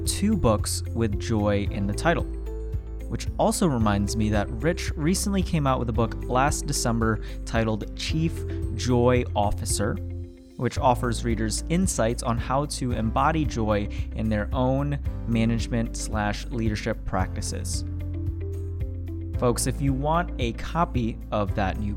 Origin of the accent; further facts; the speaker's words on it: Sterling Heights, Michigan, United States; I'm from Sterling Heights, and that's Macomb County